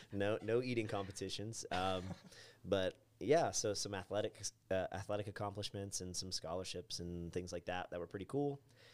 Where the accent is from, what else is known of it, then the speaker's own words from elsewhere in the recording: Tyrone, Pennsylvania, United States; also born or lived in North Carolina; I was born and raised here in Tyrone, and then after college, I went to live in North Carolina, and it was a great time. So great, I left after 1 year and returned.